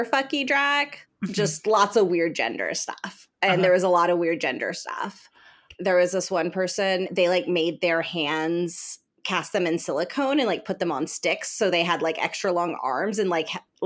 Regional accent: Texas, United States; moved away; my home state

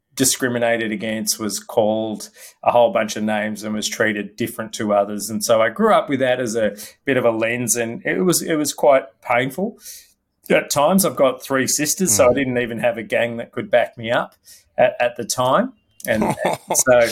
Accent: Melbourne, Victoria, Australia; also born or lived in Malaysia; now in Sydney, Australia; I grew up in Melbourne

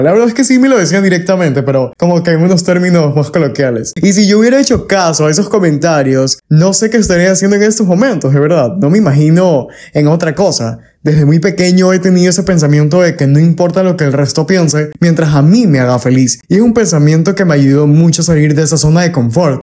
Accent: Ecuador; como ecuatoriano orgulloso

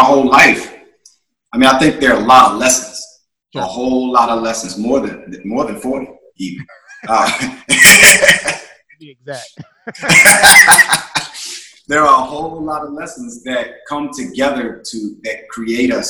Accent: Charlottesville, Virginia, United States; I was born in Charlottesville, Virginia.

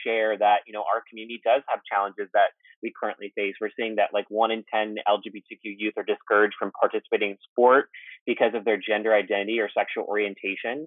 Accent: Texas, United States; moved away; my home state is Texas

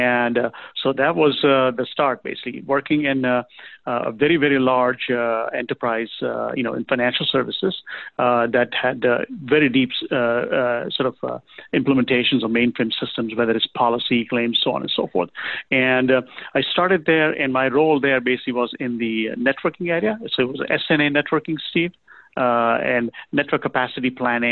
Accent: Kenya; also born or lived in England; now in United States; I was born in Kenya, raised there, grew up in England, started working there, came to the U.S. in 1988

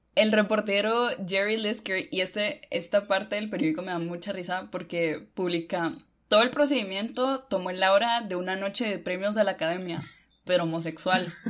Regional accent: Honduras; now in Guatemala; yo vivo en Guate, pero soy de Honduras

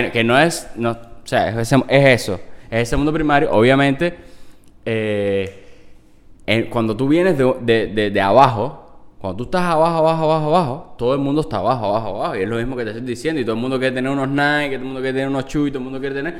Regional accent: Cuba; los cubano cubanos tenemos que, que, ayudarnos muchísimo más

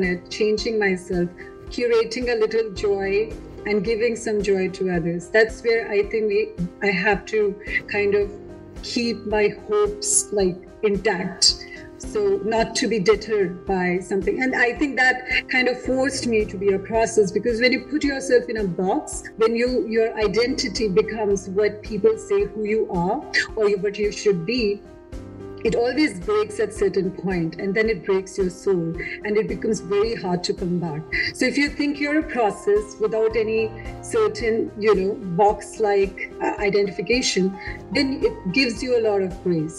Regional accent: Delhi, India; moved away; I'm from Delhi

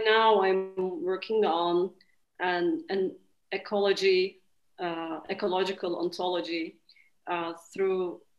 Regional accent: Istanbul, Turkey; moved away as an adult; now in Czech Republic; Hi, I'm from Istanbul, Turkey. I'm very new here and in the Czech Republic and in the program.

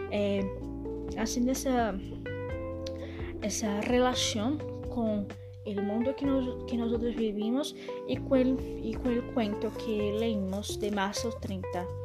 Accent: Argentina; born there; nací en Argentina, tengo 22 años

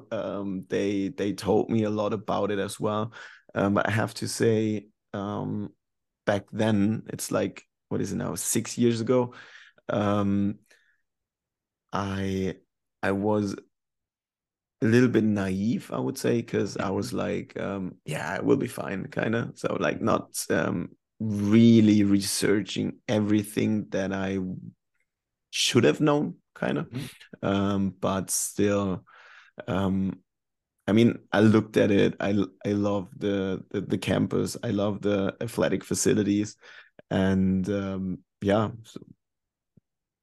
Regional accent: Germany; English is a second language; moved away as an adult; also born or lived in North Carolina / Sweden

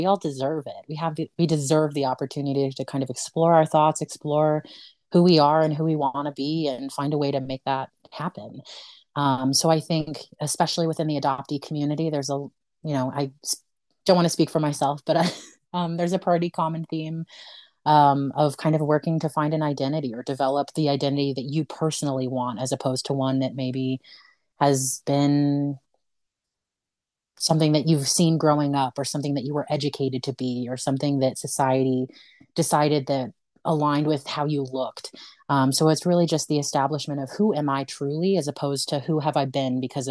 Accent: Colorado, United States; also born or lived in Honduras; I was born in Honduras. I was adopted at 9 months and I moved to Colorado at about that age. I've lived here most of my life

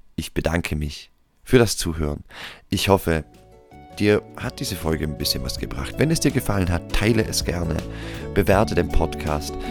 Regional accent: Austria; hier bei uns in Österreich

